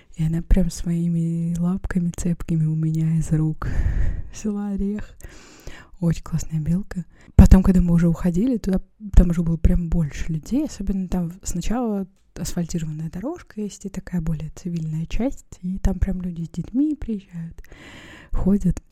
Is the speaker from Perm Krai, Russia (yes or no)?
yes; Perm, Perm Krai, Russia; moved away; в детстве, в Перми были эти магазины